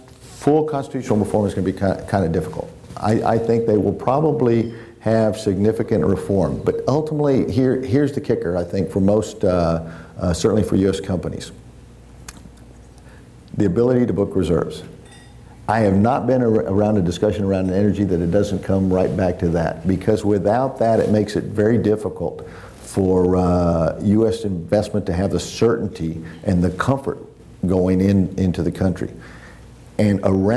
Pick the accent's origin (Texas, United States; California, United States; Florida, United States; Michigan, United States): Texas, United States; Brownsville; moved away as an adult; now in Mexico City, Mexico; my hometown of Brownsville